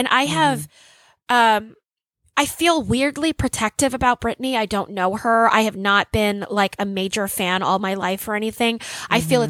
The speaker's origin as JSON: {"language": "English", "region": "Louisiana", "country": "United States", "said": "And I come from Louisiana."}